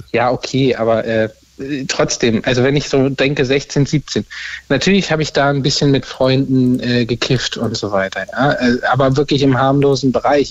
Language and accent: German; Berlin, Germany; ich komme auch aus Berlin